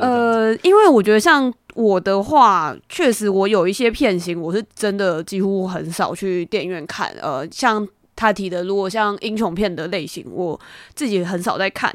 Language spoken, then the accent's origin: Chinese; Taiwan; 我是身为一个台湾人嘛